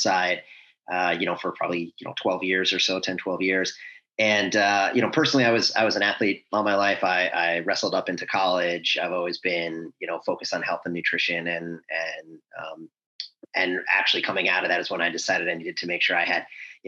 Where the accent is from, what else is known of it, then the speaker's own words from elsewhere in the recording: New York, United States; moved away as an adult; also born or lived in Connecticut / Chicago; now in Charlotte, United States; originally born and raised in New York. Grew up there most of my life